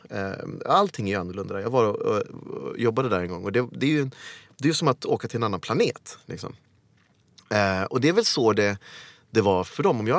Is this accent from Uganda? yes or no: yes; Kampala, Central Region, Uganda; born there; Jag föddes i eh, Kampala, Uganda Ehm, den 26 maj 1976.